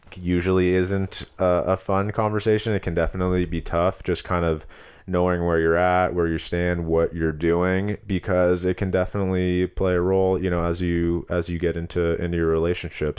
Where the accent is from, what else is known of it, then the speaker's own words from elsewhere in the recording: Long Beach, California, United States; moved away as an adult; also born or lived in Los Angeles / Palos Verdes / Arizona; I'm from Southern California, originally Los Angeles. I grew up in Long Beach and Palos Verdes